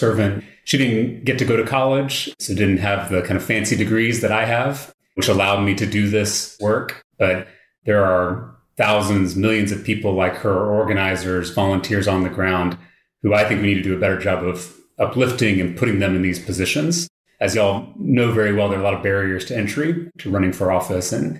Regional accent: Austin, Texas, United States; also born or lived in Round Rock, Texas; I grew up here in Central Texas. So I was born in Round Rock and grew up in the Wells Branch neighborhood, just over the county

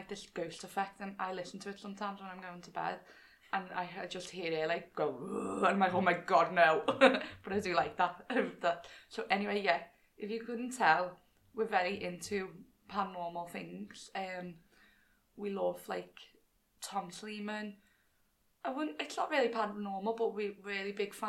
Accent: Liverpool, North West England, United Kingdom; accent: Scouse; if you couldn't tell by our accents, we're from Liverpool.

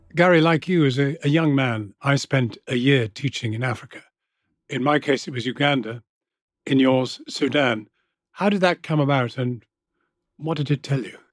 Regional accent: Yorkshire and the Humber, United Kingdom; born or raised there; also born or lived in Sussex

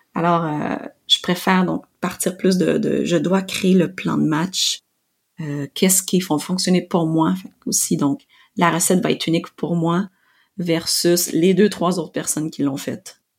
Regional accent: Quebec, Canada; je suis québécoise, purlaine, canadienne

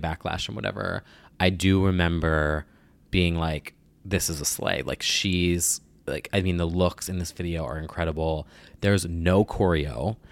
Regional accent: New Jersey, United States; I'm from Jersey

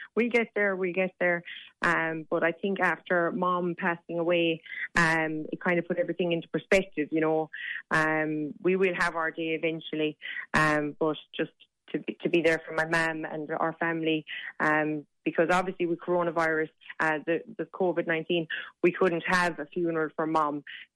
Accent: Kilfinane, Munster, Ireland; So we're both from Limerick

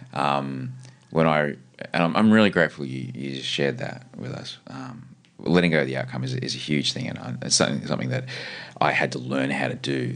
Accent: Brisbane, Queensland, Australia; I grew up on the, the kind of Chapel Hill, um, Kenmore oh, area

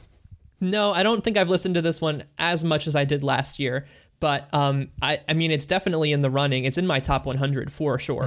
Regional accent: the American South, United States; despite technically being a Southerner

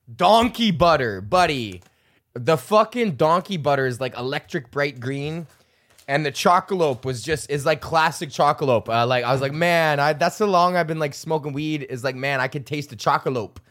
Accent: Canada; I'm fucking Canadian

